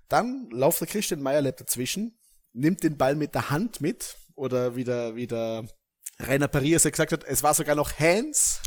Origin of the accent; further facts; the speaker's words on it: Vorarlberg, Austria; als Vorarlberger